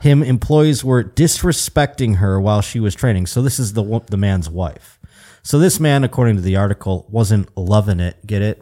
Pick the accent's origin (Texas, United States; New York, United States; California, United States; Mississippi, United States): New York, United States; now in Burbank, United States; growing up in New York State